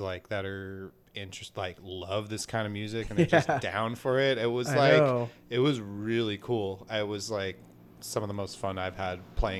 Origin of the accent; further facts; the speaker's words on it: Goleta, California, United States; growing up in Goleta